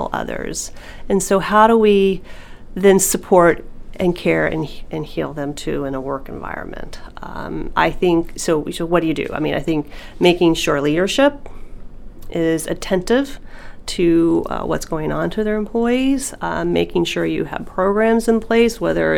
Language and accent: English; Nashville, Tennessee, United States; also born or lived in New Jersey; We're from the South. We lived in New Jersey for a while in a small community and moved back to Nashville, Tennessee